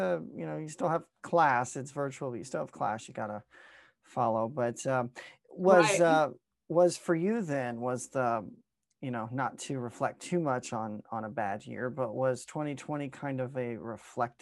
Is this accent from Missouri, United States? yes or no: yes; Farmington, Missouri, United States; I'm from Southeast Missouri, near like Farmington. So about 3.5 hours from you, born and raised in that area